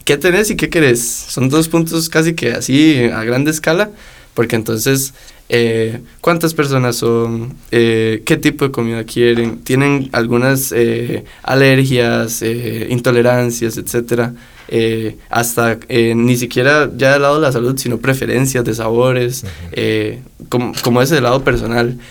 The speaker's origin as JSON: {"language": "Spanish", "country": "Costa Rica", "said": "uno como tico"}